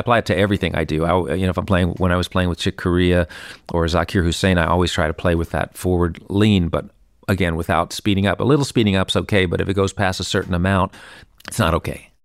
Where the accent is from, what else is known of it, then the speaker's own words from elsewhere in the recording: New York City, New York, United States; I grew up here in New York City and, uh, on hundredth Street, West End